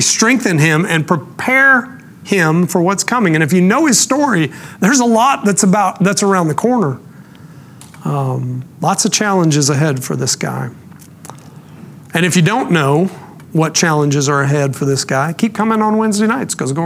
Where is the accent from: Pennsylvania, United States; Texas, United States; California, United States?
Texas, United States; Rockwall; I'm from Rockwall, which is the town that I spent most of my growing up years